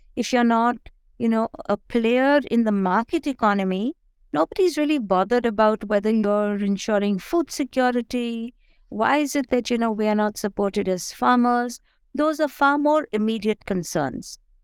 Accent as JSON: {"language": "English", "region": "Delhi", "country": "India", "tie": "born or raised there", "also_born_or_lived": "Punjab (ancestry)", "moved": "as an adult", "lives_now": "Munsiari, India", "said": "I am pretty much a city uh, woman who grew up, who was born and brought up in Delhi"}